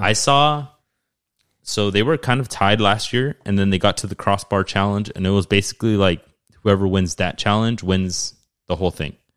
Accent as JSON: {"language": "English", "country": "Mexico", "moved": "yes", "said": "the country that I'm from"}